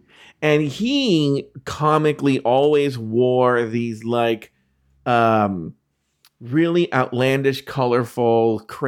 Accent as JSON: {"language": "English", "town": "Brooklyn", "region": "New York", "country": "United States", "said": "I'm from Brooklyn. I think it's cool."}